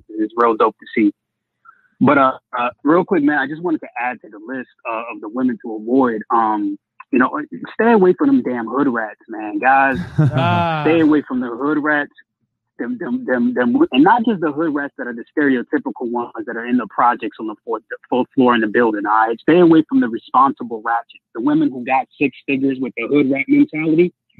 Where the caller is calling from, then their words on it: Virginia, United States; I'm calling from Virginia.